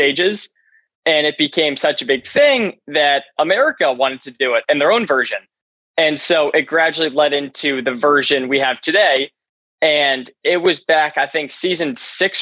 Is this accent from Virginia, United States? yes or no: yes; McLean, Virginia, United States; I was born in McLean, Virginia, which is right up north, right, like 20 minutes outside of Washington, D.C.